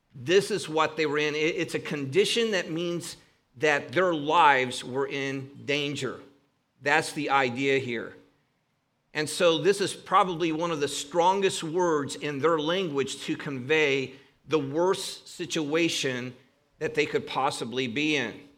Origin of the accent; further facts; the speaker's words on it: Northern Ohio, United States; accent: Northern Ohio; my Northern Ohio accent